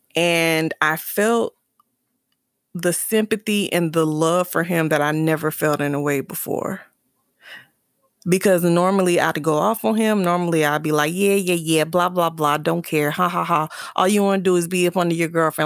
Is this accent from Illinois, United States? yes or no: no; South Carolina, United States; moved away; my hometown for the summer in South Carolina